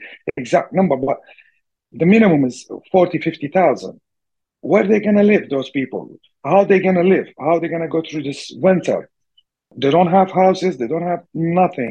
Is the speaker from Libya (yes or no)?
yes; Tripoli, Libya; I'm not from Derna, but my mom's from Derna, and I have my cousins, uncles and cousins there, live there in Derna, and I'm from Tripoli